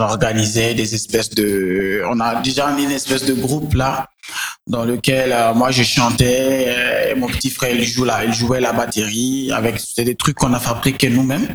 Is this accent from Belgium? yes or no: no; Niger; also born or lived in Benin; j'ai grandi au Niger.